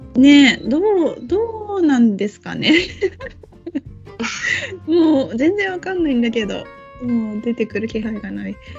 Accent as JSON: {"language": "Japanese", "region": "Okinawa", "country": "Japan", "tie": "born or raised there", "moved": "yes", "said": "沖縄今帰れない"}